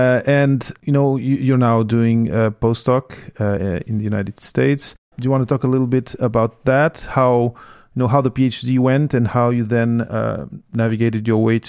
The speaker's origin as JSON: {"language": "English", "country": "Portugal", "tie": "born or raised there", "also_born_or_lived": "Belgium", "first_language": "French", "second_language": "English", "said": "I was born in Belgium of Portuguese parents. Spoke French first, then we came back to Portugal, learned Portuguese, eventually learned English"}